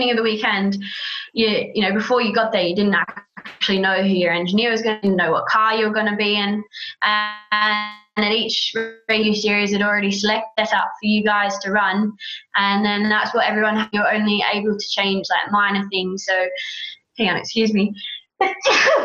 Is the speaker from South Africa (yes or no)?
no; Australia; I'm Aussie